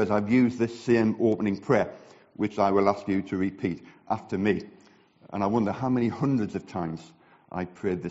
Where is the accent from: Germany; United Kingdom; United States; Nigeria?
United Kingdom; the north of England; accent: northern regional; now in Billericay, United Kingdom; my northern regional accent